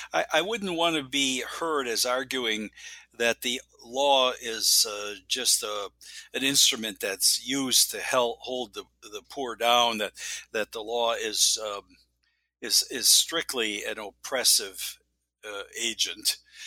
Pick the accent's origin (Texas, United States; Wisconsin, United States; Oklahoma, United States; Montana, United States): Wisconsin, United States; Well, I was born and raised in Wisconsin and went to college and law school on the East Coast.